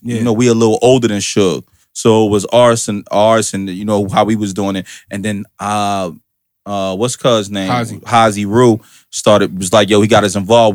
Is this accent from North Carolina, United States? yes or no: no; Irvington, New Jersey, United States; I'm from Irvington